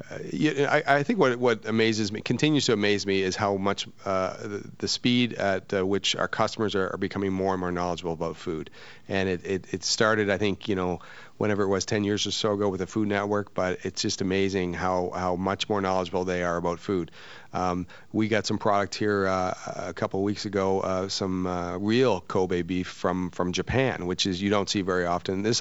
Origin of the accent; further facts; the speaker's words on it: New Brunswick, Canada; also born or lived in Bermuda; Uh, well, I'm from Canada originally, and I worked. Uh, uh, I grew up on the East Coast, New Brunswick, okay. small town